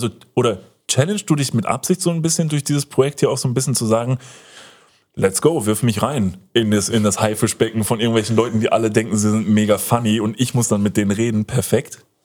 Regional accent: Upper Franconia, Bavaria, Germany; moved away; meiner Heimat in Oberfranken

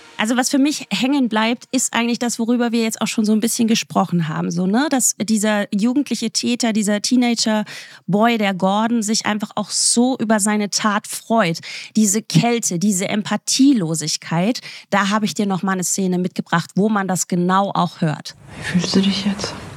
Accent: the East, East Germany, Germany; wir kommen ja aus dem Osten

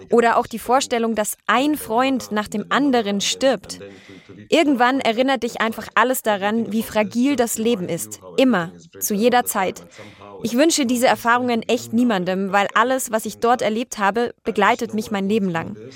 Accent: Germany; Also ich bin in Deutschland geboren und aufgewachsen und das zum Glück bisher in Frieden.

